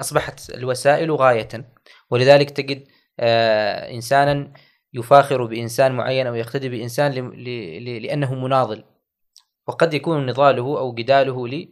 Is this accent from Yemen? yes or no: no; Oman; بلدنا عمان